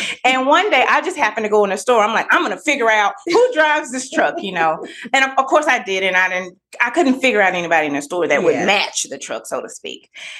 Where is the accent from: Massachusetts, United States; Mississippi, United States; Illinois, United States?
Mississippi, United States; Greenville; I'm from Greenville, Mississippi. I am the middle of three siblings.